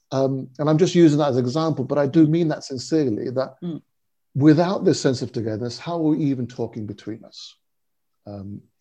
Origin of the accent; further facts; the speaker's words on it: India; I was born in India. Uh, I still have very strong and clear memories of, of my early childhood there, and returning many times uh, uh in the intervening years.